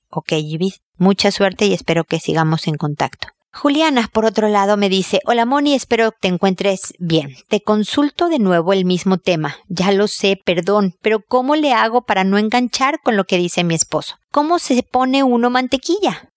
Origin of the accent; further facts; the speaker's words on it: Mexico; moved away as an adult; also born or lived in United States; El trabajo que tenía en México, somos nosotros mexicanos, le dieron una transferencia a Estados Unidos